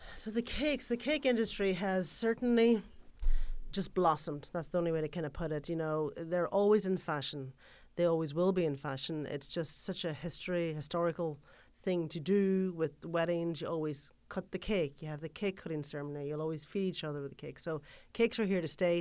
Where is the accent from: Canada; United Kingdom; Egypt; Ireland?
Ireland; moved away; If you're from Ireland, for example, where I'm from